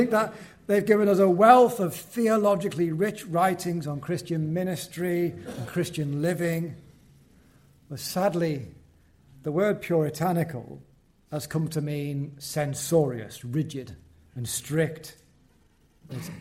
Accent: Wallasey, North West England, United Kingdom; I was born in Seacombe, which is the rough end of Wallasey, near the ferry and the old docks on the River Mersey.

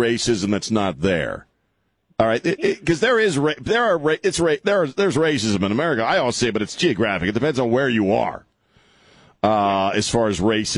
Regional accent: Maryland, United States; I grew up in Maryland

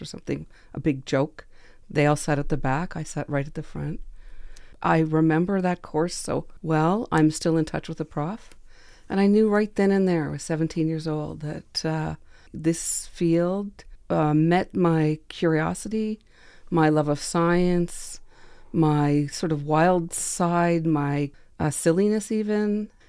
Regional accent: Quebec, Canada; I grew up in Quebec

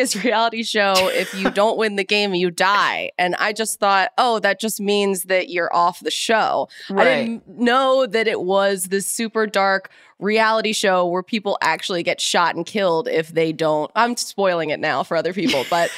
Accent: Philadelphia, Pennsylvania, United States; My husband writes for The Ringer, and we're both from Philadelphia

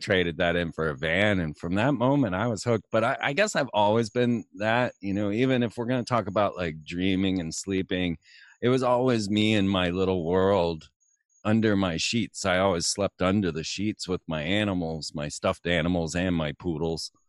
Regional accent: Orlando, Florida, United States; Orlando, Florida.

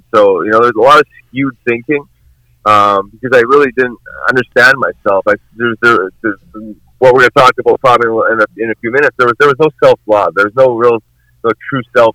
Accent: Winnipeg, Manitoba, Canada; growing up in Winnipeg

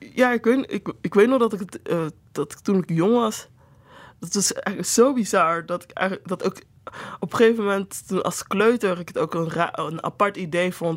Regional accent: Netherlands; ik dus in Nederland ben geboren en opgegroeid

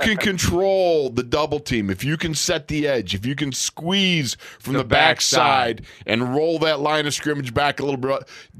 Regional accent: Orchard Park, New York, United States; also born or lived in Syracuse, New York; I'm from Western New York, from Orchard Park.

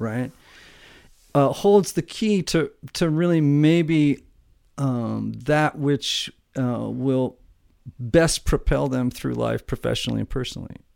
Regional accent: Connecticut, United States; near my hometown in uh, in Connecticut, right across the water

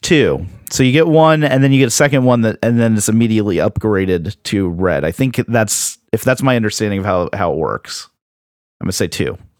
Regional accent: Florida, United States; accent: Floridian; my Floridian accent kicked

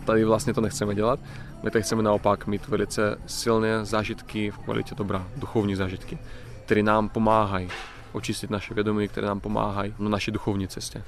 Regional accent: Crimea, Ukraine; Czech is a second language; now in Czech Republic; Jsem vlastně původně z Krymu. Národnosti jsem Rus

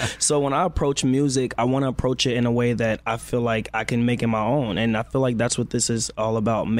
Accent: Chicago, Illinois, United States; Chicago in the building

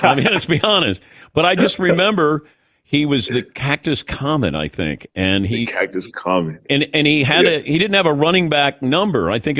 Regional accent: Cincinnati, Ohio, United States; I grew up in Cincinnati, and I went to watch the Bengals.

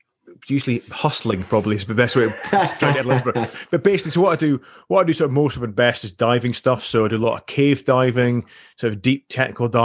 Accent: Highlands of Scotland, United Kingdom; I grew up in the Highlands of Scotland.

